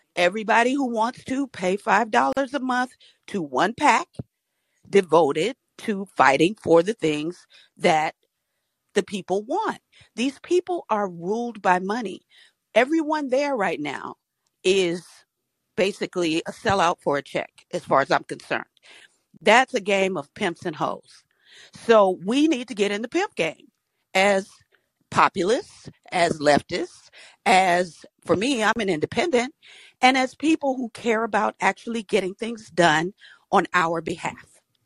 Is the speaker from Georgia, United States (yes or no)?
yes; Georgia, United States; I'm from Georgia